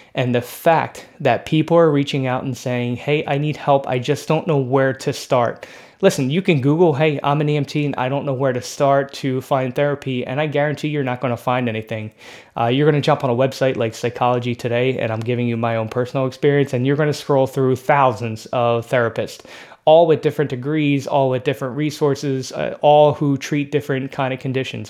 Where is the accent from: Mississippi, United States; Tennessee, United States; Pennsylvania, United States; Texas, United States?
Pennsylvania, United States; Philadelphia; I grew up in Philadelphia